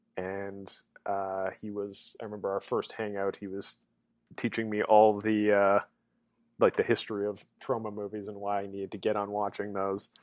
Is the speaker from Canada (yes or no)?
yes; Winnipeg, Manitoba, Canada; moved away; back in my hometown of Winnipeg